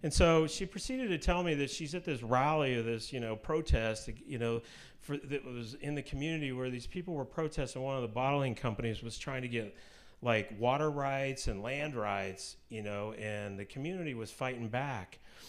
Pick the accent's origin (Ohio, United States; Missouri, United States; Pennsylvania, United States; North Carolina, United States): Missouri, United States; Kansas City; also born or lived in Utah; I grew up in Kansas City, grew up in the Methodist Church.